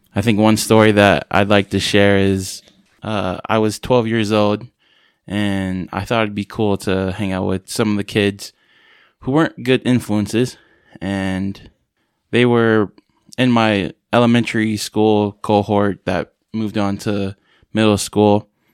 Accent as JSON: {"language": "English", "town": "San Francisco", "region": "California", "country": "United States", "said": "I'm originally from San Francisco, California. Uh, I grew up in a big family."}